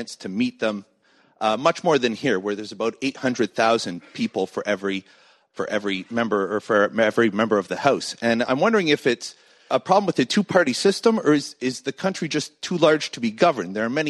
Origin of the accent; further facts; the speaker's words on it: Canada; now in United States; In my native Canada